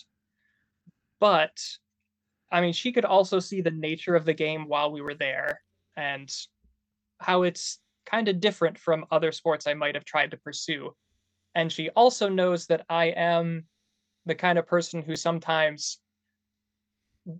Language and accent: English; Bay City, Michigan, United States; now in Lansing, United States; I'm from Bay City originally